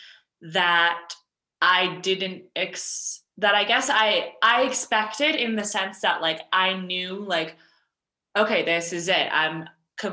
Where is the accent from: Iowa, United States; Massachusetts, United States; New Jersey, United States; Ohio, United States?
Massachusetts, United States; Westwood; moved away as an adult; now in Colorado, United States; my hometown in suburban Massachusetts